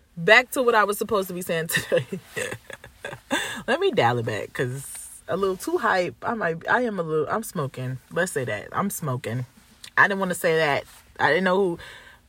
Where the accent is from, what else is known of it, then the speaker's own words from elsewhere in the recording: Chicago, Illinois, United States; I'm from Chicago.